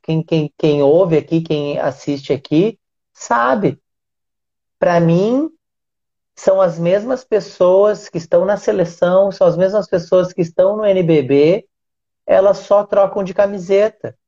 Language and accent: Portuguese; Uruguaiana, Rio Grande do Sul, Brazil; eu sou gaúcho, né? É, e morei em alguns lugares do, do Rio Grande do Sul, mas a, a minha cidade, que é uruguaiana